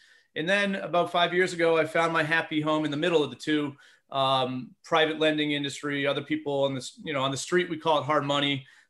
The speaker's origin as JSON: {"language": "English", "region": "Massachusetts", "country": "United States", "tie": "born or raised there", "moved": "as an adult", "lives_now": "Philadelphia, United States", "said": "So I'm born and raised in Massachusetts, go all things New England sports. Sorry for those that are against them. It's been a good couple decades here. But I reside in the suburbs of Philadelphia for the last about 15 years."}